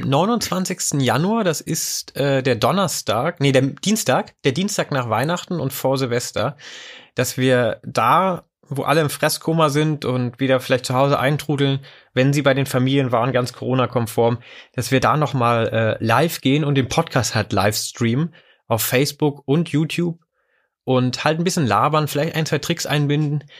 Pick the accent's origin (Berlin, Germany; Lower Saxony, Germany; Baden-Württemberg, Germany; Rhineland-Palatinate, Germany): Lower Saxony, Germany; near Wolfsburg; moved away; ich bin in der Nähe von Wolfsburg aufgewachsen